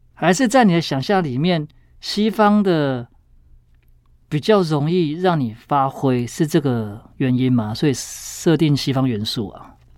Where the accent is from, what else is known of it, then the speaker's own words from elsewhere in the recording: Taichung, Taiwan; 我也是台中人欸